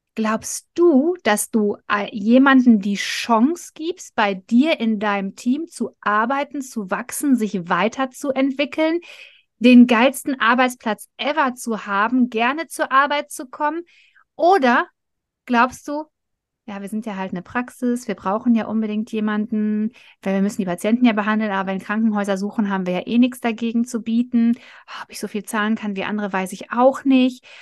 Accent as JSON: {"language": "German", "area": "Ruhr area", "region": "North Rhine-Westphalia", "country": "Germany", "said": "wir kommen mitten aus dem Pott"}